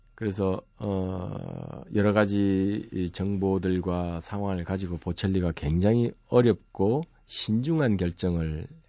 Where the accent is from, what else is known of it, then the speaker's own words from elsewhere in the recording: Masan, South Gyeongsang, South Korea; 저희 고향은 마산이었는데